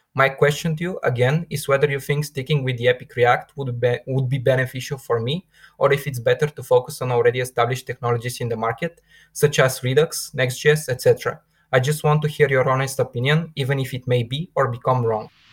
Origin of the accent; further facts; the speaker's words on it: Bulgaria; I'm from Bulgaria